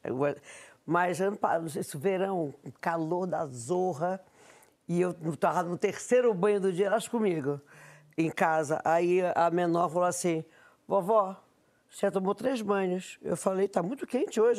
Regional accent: Belém, Pará, Brazil; na minha terra, a fé, ela é muito próxima

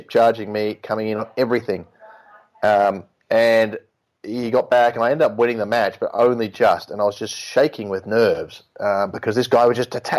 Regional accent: Melbourne, Victoria, Australia; moved away as an adult; now in Europe; I grew up in Melbourne

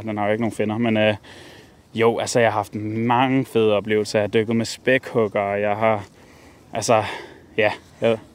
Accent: Capital Region of Denmark, Denmark; den natur, som jeg kender og groet op ved

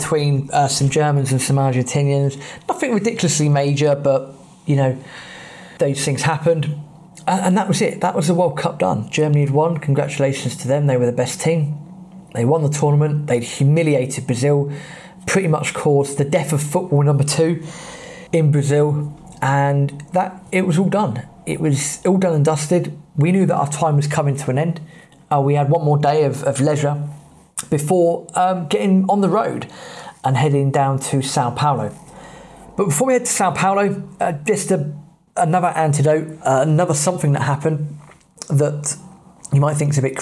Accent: England, United Kingdom; we're English

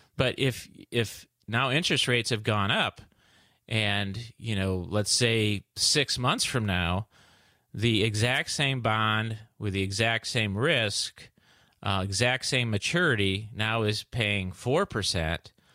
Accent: Midwest, United States; I'm from the Midwest

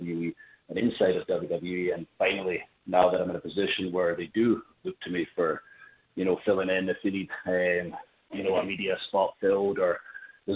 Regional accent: Scotland, United Kingdom; I'm from Scotland

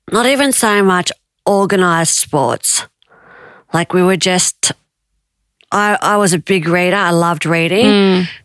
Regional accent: New South Wales, Australia; also born or lived in Tahiti; I was born in Tahiti and we moved to Australia and we ended up moving down the south coast of New South Wales.

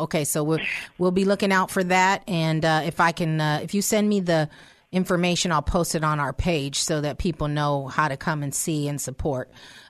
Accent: Pittsburgh, Pennsylvania, United States; now in Stockton, United States; That's my hometown.

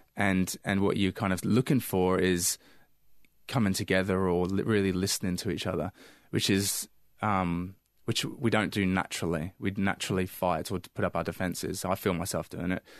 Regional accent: England, United Kingdom; now in Australia; growing up in England

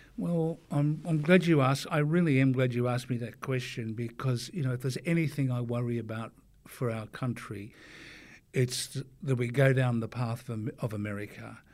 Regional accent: Forster, New South Wales, Australia; my time as a growing up in Foster, being on the surfboard

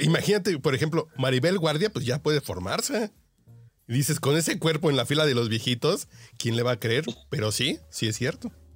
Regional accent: Mexico; yo como mexicano

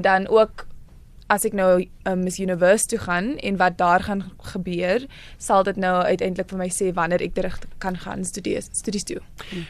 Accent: Paarl, Western Cape, South Africa; born or raised there; also born or lived in Worcester, South Africa

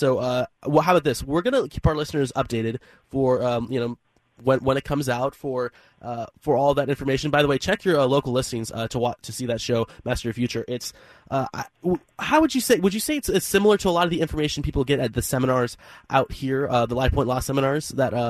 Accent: Sacramento, California, United States; now in Seattle, United States; I'm from Sacramento originally

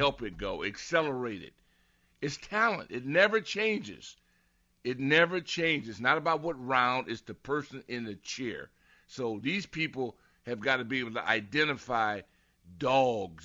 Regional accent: Southern California, United States; moved away; I'm from Southern Cal

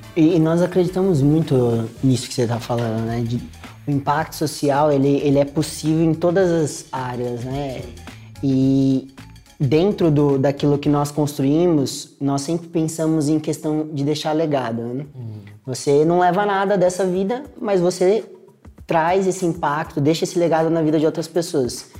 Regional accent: Brazil; also born or lived in England

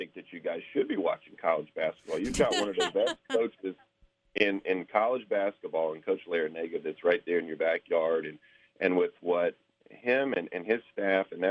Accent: Winston-Salem, North Carolina, United States; born or raised there

